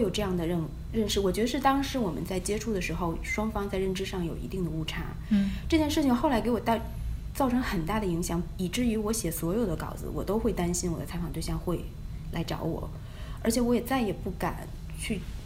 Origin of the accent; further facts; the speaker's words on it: China; moved away as an adult; now in United States; 我是一个中国人，我也可以看中文